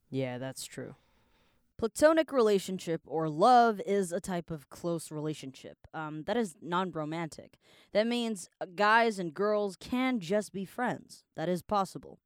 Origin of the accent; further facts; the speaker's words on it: Canada; also born or lived in Taiwan; now in Taipei, Taiwan; I was born here, but I grew up in Canada, so I'm like Taiwanese slash Canadian, and I now live in Taiwan as well